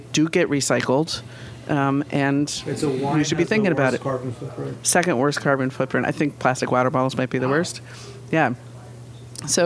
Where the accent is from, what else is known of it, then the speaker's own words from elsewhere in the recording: Vermont, United States; I'm from Vermont